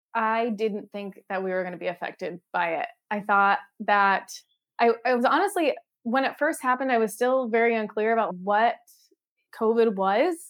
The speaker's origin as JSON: {"language": "English", "region": "Connecticut", "country": "United States", "also_born_or_lived": "Boston", "moved": "as an adult", "lives_now": "San Francisco, United States", "said": "I'm from Connecticut"}